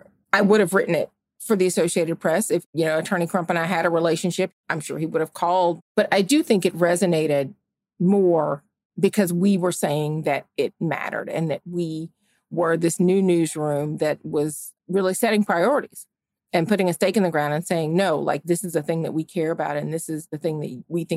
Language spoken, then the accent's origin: English; Georgia, United States; Ahmaud Arbery, who had happened in my home state of Georgia, had just been killed.